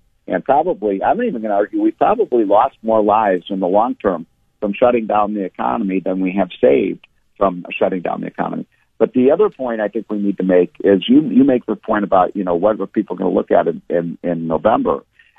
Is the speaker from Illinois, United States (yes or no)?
yes; Chicago, Illinois, United States; I'm from Chicago